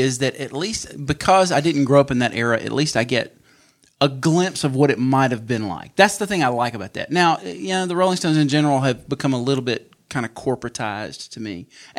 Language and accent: English; Mississippi, United States; He's kind of a country guy. I mean, right. We're from